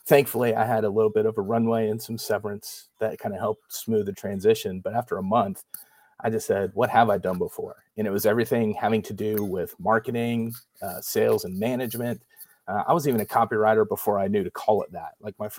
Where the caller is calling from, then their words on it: Dallas, Texas, United States; So I'm tuning in from Dallas, Fort Worth, Texas. My family and I, we've lived here since 2014.